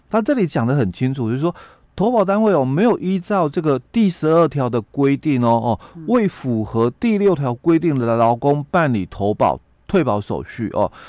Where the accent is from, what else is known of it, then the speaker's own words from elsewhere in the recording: Yilan County, Taiwan; 在我们宜兰这边